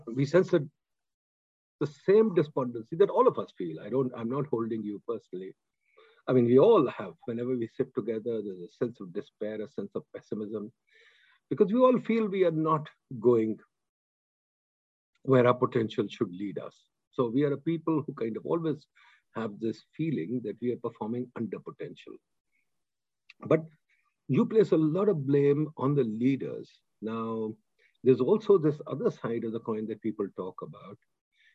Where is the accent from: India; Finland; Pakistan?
Pakistan; As a Pakistani